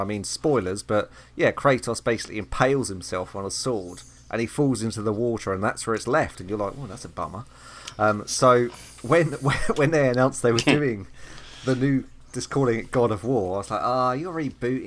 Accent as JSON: {"language": "English", "country": "United Kingdom", "said": "I'm British"}